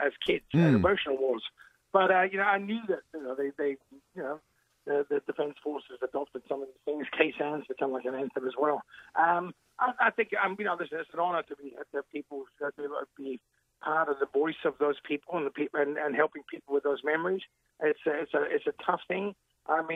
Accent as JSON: {"language": "English", "town": "Elizabeth", "region": "South Australia", "country": "Australia", "tie": "born or raised there", "said": "I grew up in Elizabeth. I came here when I was real young, and I grew up there"}